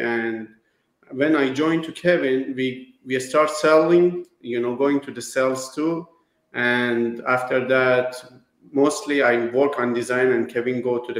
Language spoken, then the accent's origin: English; Iran; now in United States; I came from Iran.